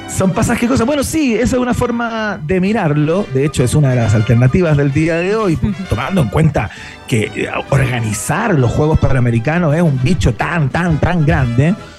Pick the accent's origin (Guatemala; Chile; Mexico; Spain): Chile; como buenos chilenos